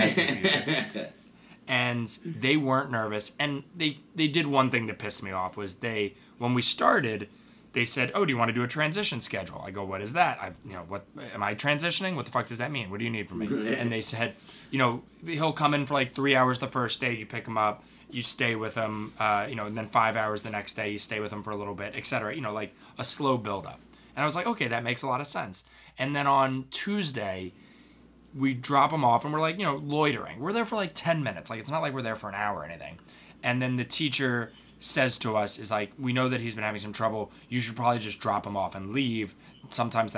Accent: United States; As an American and as a parent

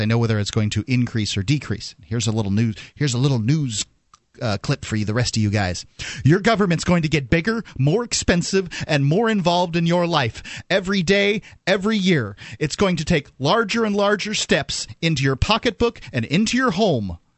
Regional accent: Florida, United States; moved away; I'm from Florida

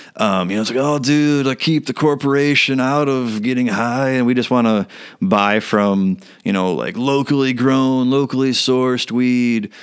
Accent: Elk Grove, United States; I grew up in Elk Grove.

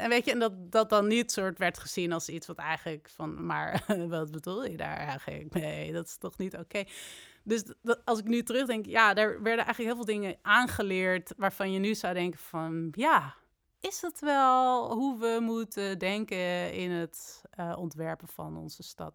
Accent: Amsterdam, North Holland, Netherlands; also born or lived in Delft; En ik ben in Amsterdam opgegroeid

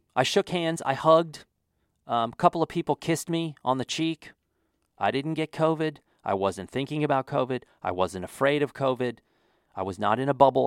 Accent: Wyoming, United States; also born or lived in Texas; now in New Mexico, United States; I grew up in Wyoming

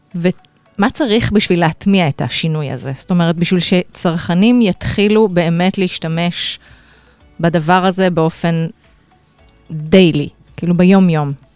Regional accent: Israel

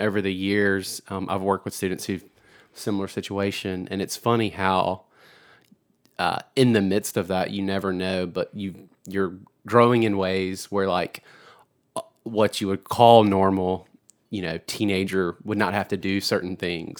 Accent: Georgia, United States; moved away; I'm from Georgia originally

